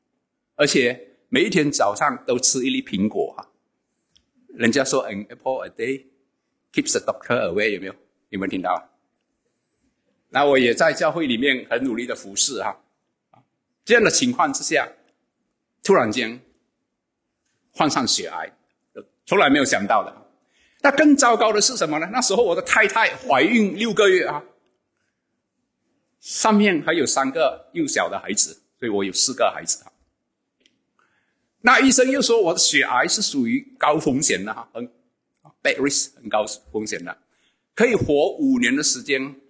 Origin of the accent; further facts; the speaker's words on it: Sarawak, Malaysia; now in West Malaysia; 那我一九九七年从东马沙劳越来到这边工作，啊，我就有机会参与。